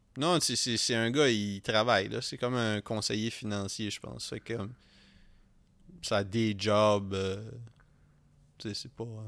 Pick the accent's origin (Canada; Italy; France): Canada; Edmundston, New Brunswick; moved away; d'où moi et Philippe on vient